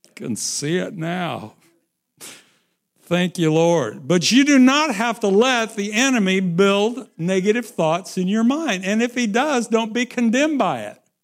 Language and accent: English; Midwest, United States; I am from the Midwest.